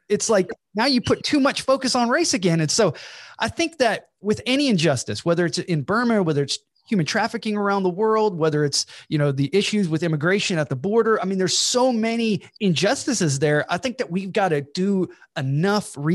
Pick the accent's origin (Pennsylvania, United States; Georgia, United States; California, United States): Georgia, United States; I'm from Georgia